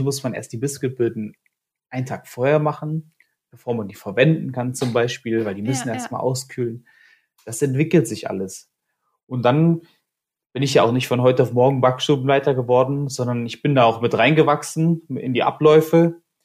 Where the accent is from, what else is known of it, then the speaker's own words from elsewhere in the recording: Kassel, Hesse, Germany; moved away as an adult; now in Cologne, Germany; ich habe meine Ausbildung gemacht, da wo ich herkomme, in Kassel